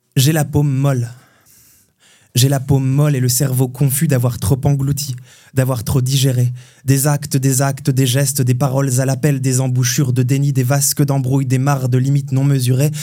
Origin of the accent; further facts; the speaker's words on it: Hautes-Vosges, Grand Est, France; now in Nancy, France; je viens des Hauts-de-Vosges, où j'ai passé mon enfance en fait